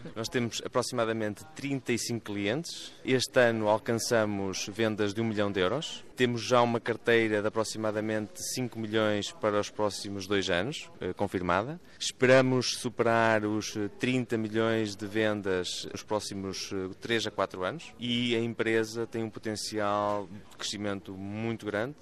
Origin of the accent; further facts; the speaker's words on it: Mirandela, Bragança District, Portugal; moved away as an adult; also born or lived in Peru; terra natal, nascido e criado em Mirandela